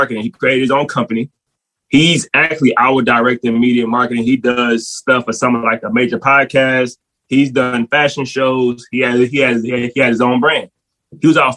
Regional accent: New Orleans, Louisiana, United States; I'm from New Orleans originally

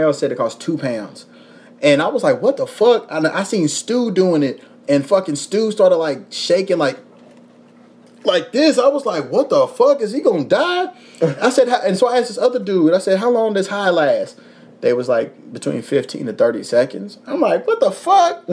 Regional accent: Louisville, Kentucky, United States; now in Los Angeles, United States; I'm from Louisville. I'm from Kentucky

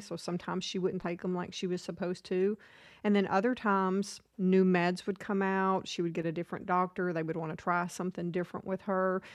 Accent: Nashville, Tennessee, United States; also born or lived in Florida; I grew up in Nashville, kind of moved around a lot.

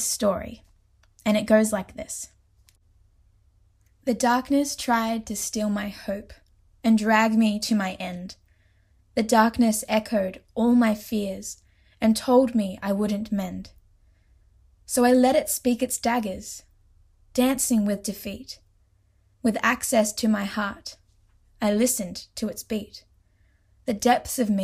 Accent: Australia; accent: Australian; also born or lived in Port Macquarie, New South Wales; I'm Australian, if you can't tell by my accent, and I live in Australia in a small town called Port Macquarie

